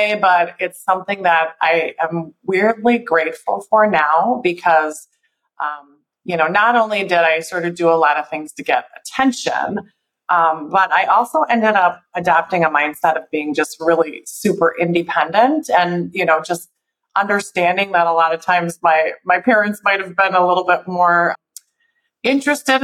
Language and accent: English; Milwaukee, Wisconsin, United States; also born or lived in San Diego; I'm actually from Milwaukee, but I spent the first few years of my life in San Diego. My dad was in the Navy, and we actually moved back to Milwaukee when I was about four